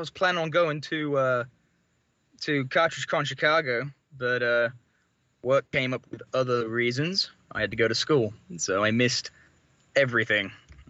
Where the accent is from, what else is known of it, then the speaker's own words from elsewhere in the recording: Northampton, East Midlands, United Kingdom; also born or lived in United States; Yeah, about an hour north of London, Northampton, around that area.